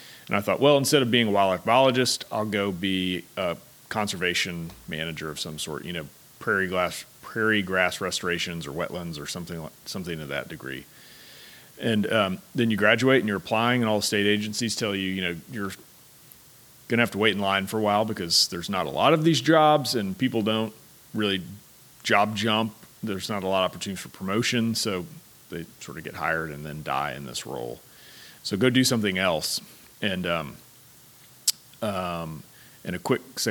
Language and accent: English; Houston, Texas, United States; I was born and raised in Houston